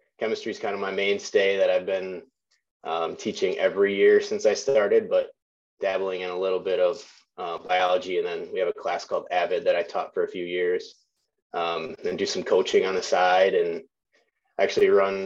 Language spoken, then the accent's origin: English; Wisconsin, United States; also born or lived in La Crosse, Wisconsin; I'm from Wisconsin, kind of born and raised, kind of cut my teeth hunting whitetails in the north woods of Wisconsin